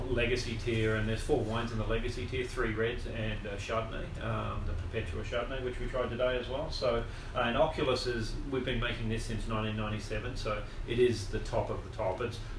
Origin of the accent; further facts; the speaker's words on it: Australia; moved away; I'm Australian.